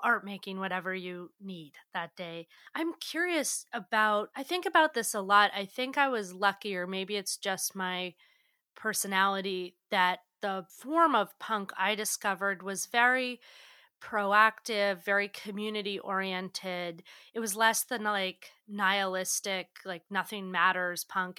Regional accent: New England, United States; I'm from New England, and, you know, I was definitely raised with this Protestant work ethic

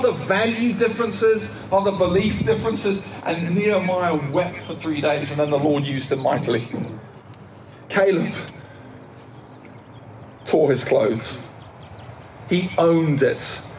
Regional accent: United Kingdom; I'm British

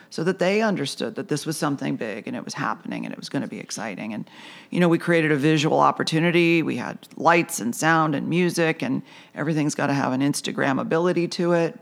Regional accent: Lapeer, Michigan, United States; moved away as an adult; also born or lived in New York; now in Charleston, United States; I grew up in Lapeer, Michigan, the land of hunting, fishing, and farming

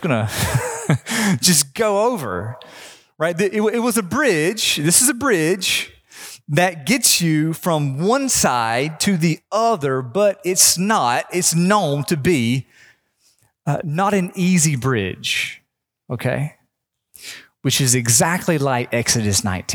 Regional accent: North Carolina, United States; growing up in North Carolina, my family every year would go to this small beach

